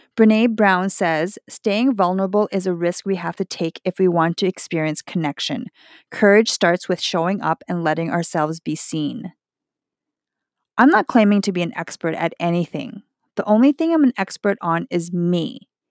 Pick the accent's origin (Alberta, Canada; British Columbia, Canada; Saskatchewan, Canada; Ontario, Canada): Alberta, Canada; Edmonton; I am Chinese Canadian, born in Edmonton, Alberta